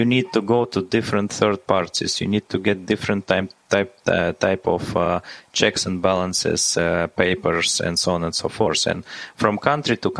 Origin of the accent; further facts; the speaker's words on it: Latvia; I was born in Latvia